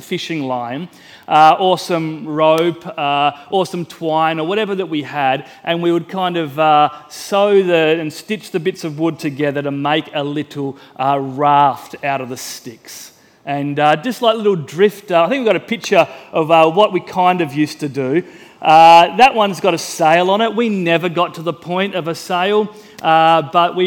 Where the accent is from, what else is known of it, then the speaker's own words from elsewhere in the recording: Mildura, Victoria, Australia; I grew up in Mildura